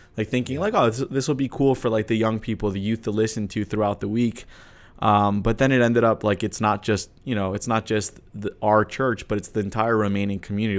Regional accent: United States; growing up in America, but in a Romanian church.

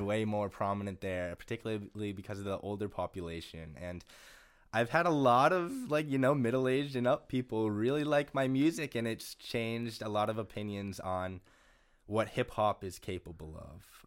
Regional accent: Gloucester, Massachusetts, United States; moved away as an adult; also born or lived in Amherst, Massachusetts / Greenfield, Massachusetts / Brattleboro, Vermont; now in Western Massachusetts, United States; I grew up in Gloucester, Massachusetts, um, and lived there for 18 years until I went to college at UMass Amherst.

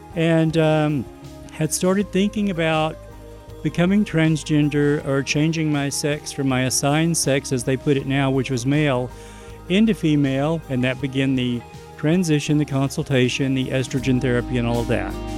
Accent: East Texas, United States; I was born in East Texas

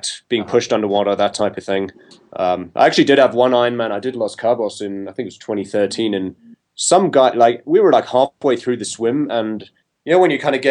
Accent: South Africa; moved away as an adult; also born or lived in London, United Kingdom / California, United States; now in Boulder, United States; I'm actually a South African. Mm-hmm. And so that's where I grew up.

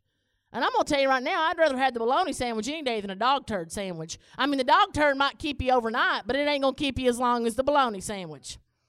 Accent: Whitesburg, Kentucky, United States; I'm born and raised in Letcher County. I'm from Whitesburg. I'm Whitesburg proud.

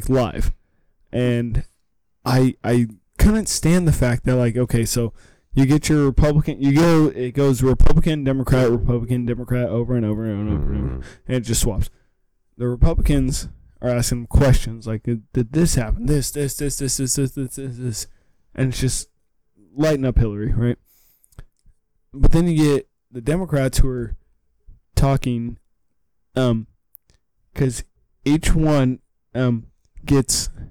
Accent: California, United States; I'm from California

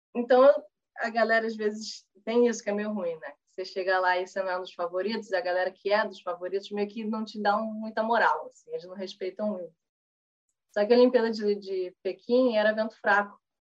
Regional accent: Brazil

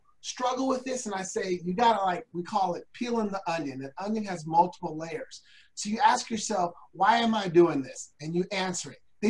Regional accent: Portland, Oregon, United States; I was raised in the Northeast Portland where we're more the hood.

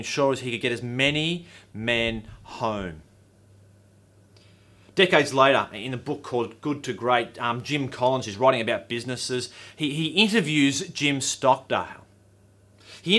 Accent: Australia; I'm an Aussie

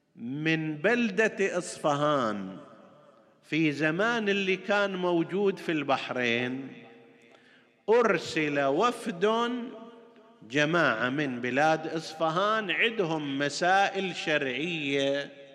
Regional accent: Qatif, Eastern Province, Saudi Arabia; عندنا في القطيف ومناطقها المختلفه

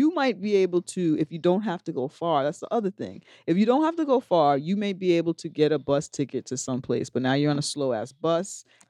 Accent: Bronx, New York, United States; We're from the Bronx.

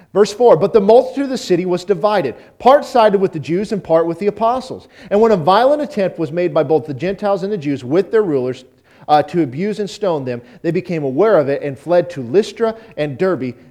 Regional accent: Auburn, Nebraska, United States; I grew up in Auburn, Nebraska

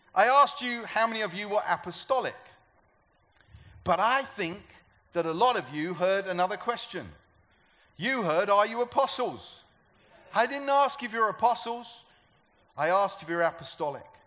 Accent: United Kingdom; I'm a European. I'm a British European.

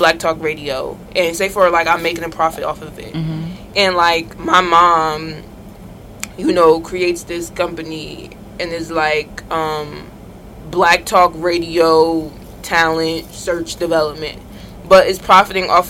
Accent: Irvington, New Jersey, United States; From Irvington

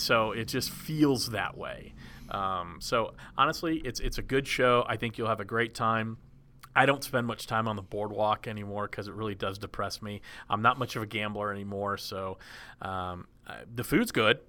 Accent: Dallas, Texas, United States; growing up in Dallas

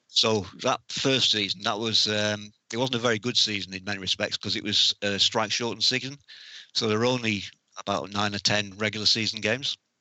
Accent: North West England, United Kingdom; also born or lived in North Wales / Haslingden; for most of my life, I've lived up in the, in the north of England.

